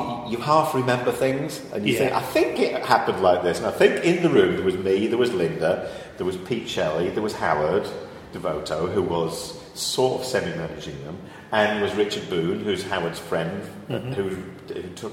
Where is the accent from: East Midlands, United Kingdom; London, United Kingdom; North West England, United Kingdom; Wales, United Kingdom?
North West England, United Kingdom; Northwich; also born or lived in Manchester; I was born in Northwich, in Mid Cheshire